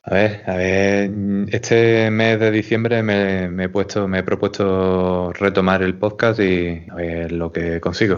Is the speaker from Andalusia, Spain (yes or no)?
yes; Huelva, Andalusia, Spain; soy de Huelva